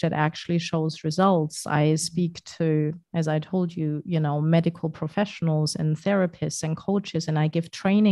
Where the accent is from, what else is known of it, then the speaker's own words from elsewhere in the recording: Germany; moved away as an adult; I'm German, very badly so, because my German isn't very great.